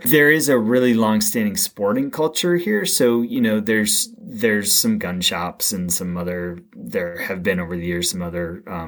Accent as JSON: {"language": "English", "area": "Greater Boston", "region": "Massachusetts", "country": "United States", "tie": "born or raised there", "said": "I grew up in a commuter, a fairly affluent town west of Boston"}